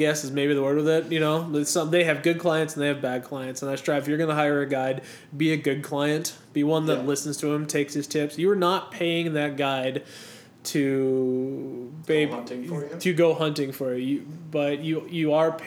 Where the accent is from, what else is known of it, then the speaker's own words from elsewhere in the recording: North Dakota, United States; we're from North Dakota